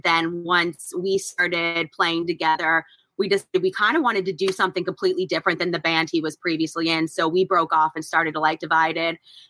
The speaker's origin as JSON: {"language": "English", "region": "North Carolina", "country": "United States", "said": "We are from North Carolina."}